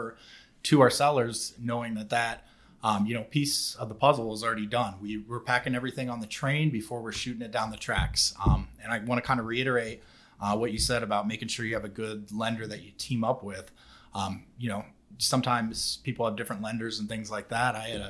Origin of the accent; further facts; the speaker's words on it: Columbus, Ohio, United States; moved away; I am from Columbus, Ohio